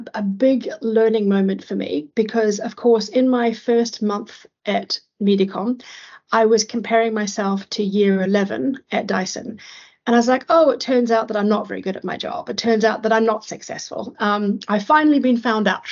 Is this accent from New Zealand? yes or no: yes; New Zealand; moved away as an adult; also born or lived in London / Asia; I'm from New Zealand